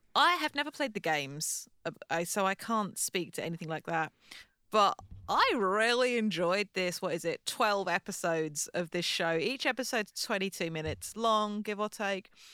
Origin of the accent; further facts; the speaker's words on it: United Kingdom; as British people